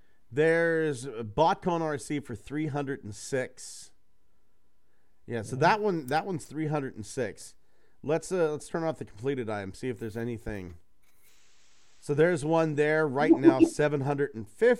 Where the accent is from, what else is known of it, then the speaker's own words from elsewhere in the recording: Johnstown, Pennsylvania, United States; my hometown, Johnstown, PA